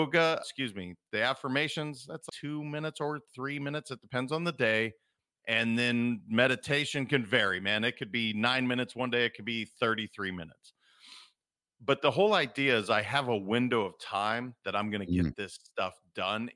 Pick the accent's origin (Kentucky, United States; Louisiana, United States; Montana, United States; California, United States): Montana, United States; I'm a kid from Montana